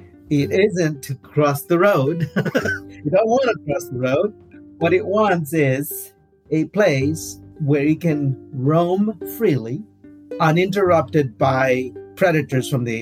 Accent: Guatemala; moved away as an adult; also born or lived in Minnesota; now in Northfield, United States; I'm originally from Guatemala.

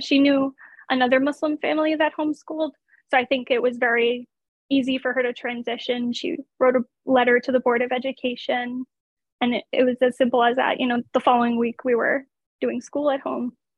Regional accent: United States; being an American

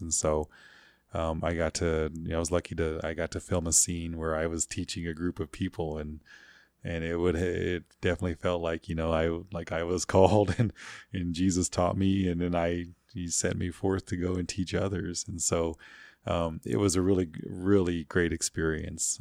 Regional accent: Cheyenne Arapaho Reservation, Oklahoma, United States; I grew up mostly on the Cheyenne Arapahoe Reservation there.

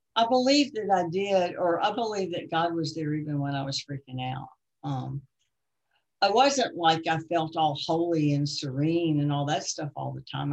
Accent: Baltimore, Maryland, United States; moved away as an adult; I came from Baltimore

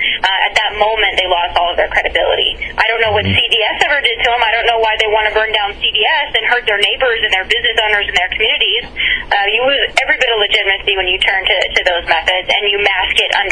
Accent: United States; as an American

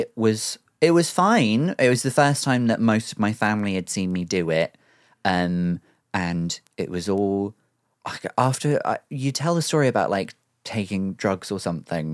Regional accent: Cornwall, South West England, United Kingdom; moved away; it's just where I grew up

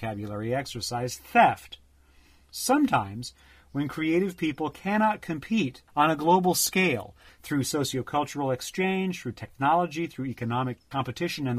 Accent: United States; I am an American by birth

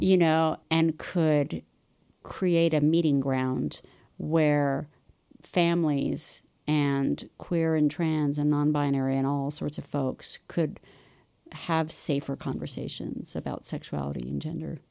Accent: Los Angeles, California, United States; moved away as an adult; also born or lived in Chicago / Ithaca, New York; now in Utah, United States; I grew up in Los Angeles

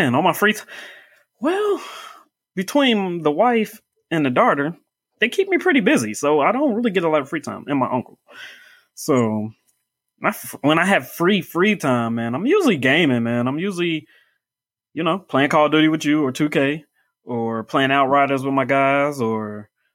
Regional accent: Indianapolis, Indiana, United States; Grew up here. I'm in Indianapolis. I'm from Indianapolis

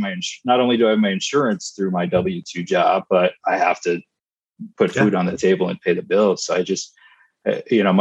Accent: Michigan, United States; I grew up in Michigan

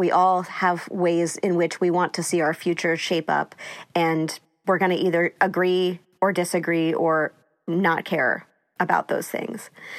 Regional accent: East Coast, United States; I grew up on the East Coast, so I kind of had seen his shenanigans my whole life.

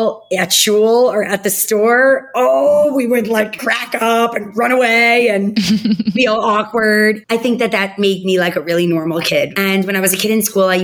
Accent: United States; I grew up in Muncie

